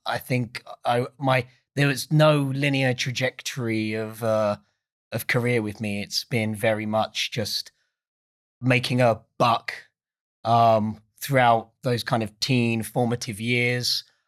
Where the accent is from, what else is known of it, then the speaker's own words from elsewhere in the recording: Essex, East of England, United Kingdom; I'm not from London. I'm from a place called Essex.